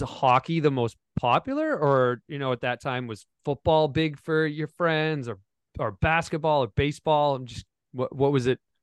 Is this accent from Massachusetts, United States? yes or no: yes; Foxborough, Massachusetts, United States; I grew up in Foxborough, Massachusetts, where the New England Patriots play